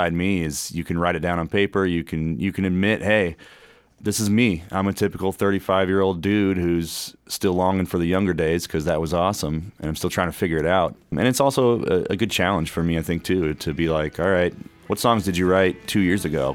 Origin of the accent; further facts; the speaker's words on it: Kewanee, Illinois, United States; now in Bloomington, United States; where I grew up in Kewaunee